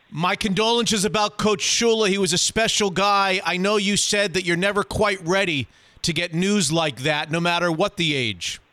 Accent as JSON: {"language": "English", "region": "South Florida", "country": "United States", "tie": "born or raised there", "said": "I grew up in South Florida"}